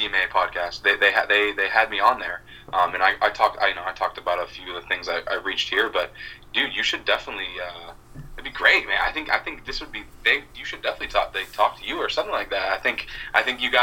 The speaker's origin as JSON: {"language": "English", "region": "Massachusetts", "country": "United States", "tie": "born or raised there", "said": "my hometown where I grew up. So it's like, it's really funny how, you know, just being a super small town in Massachusetts"}